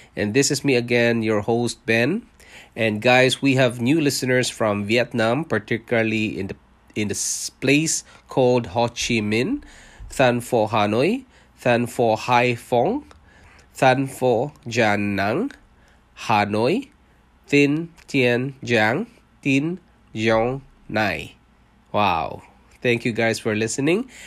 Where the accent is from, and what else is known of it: Philippines; born or raised there; moved away as an adult; also born or lived in Singapore; now in Canada